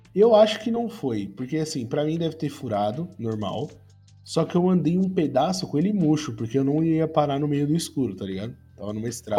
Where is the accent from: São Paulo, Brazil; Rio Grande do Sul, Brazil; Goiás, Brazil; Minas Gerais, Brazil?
São Paulo, Brazil; eu sou de São Paulo